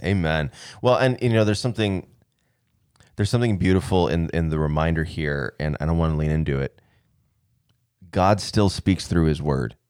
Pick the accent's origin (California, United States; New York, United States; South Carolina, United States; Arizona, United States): Arizona, United States; moved away; we went to Arizona, so we could kinda show the kids where we grew up